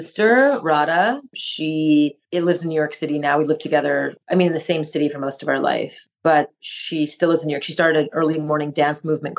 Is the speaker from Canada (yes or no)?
yes; Montreal, Quebec, Canada; first language French; English is a second language; moved away; I grew up in Montreal, Canada, to a Japanese mother and Indian father. Yeah, I grew up like speaking French as my first language. So I would, you know, I used to speak English like this with a French accent.